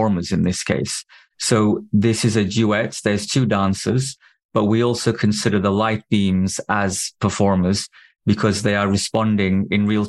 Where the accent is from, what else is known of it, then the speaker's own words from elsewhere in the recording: Turkey; I had no means to make films growing up in Turkey